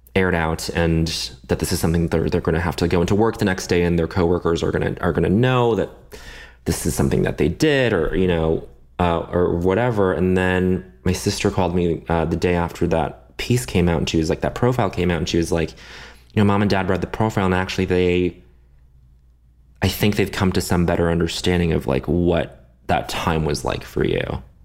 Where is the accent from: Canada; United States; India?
Canada; moved away; I grew up in Canada. I, I speak a little French